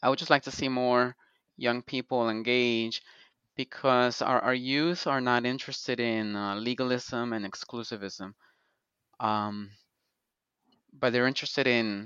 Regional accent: Colombia; I'm from Colombia, so I'll have Colombian coffee. And in Colombia, we drink coffee every

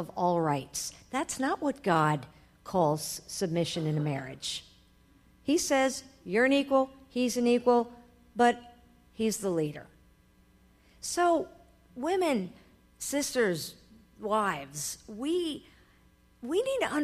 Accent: New York, United States; I am a New Yorker. I was raised in a family of lawyers and judges.

